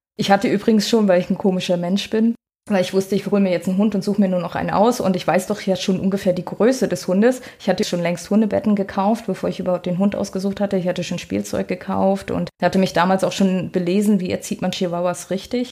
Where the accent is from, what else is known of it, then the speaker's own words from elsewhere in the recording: Rostock, Mecklenburg-Vorpommern, Germany; moved away as an adult; also born or lived in Graal-Müritz / Mexico / Ruhr area; Ich komme aus Rostock, also so richtig aus dem Norden